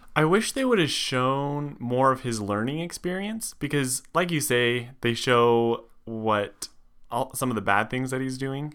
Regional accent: Reno, Nevada, United States; I grew up in Nevada, in Reno

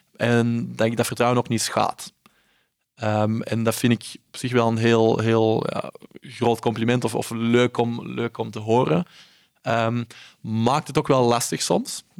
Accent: Belgium; ik ben in België opgegroeid

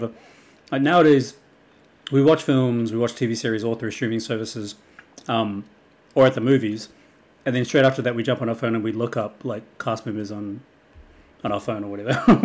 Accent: Wellington, New Zealand; it's from my hometown, Lord of the Rings. It was filmed in my backyard, practically.

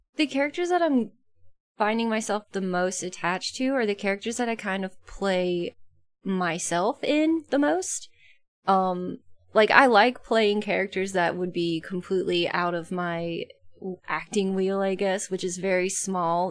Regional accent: about an hour west of Atlanta, Georgia, United States; moved away; I grew up in Georgia about an hour west of Atlanta

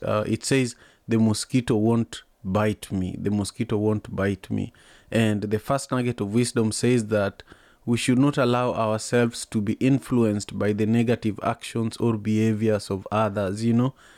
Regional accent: Kisumu, Kisumu County, Kenya; now in United States; I grew up in Kisumu

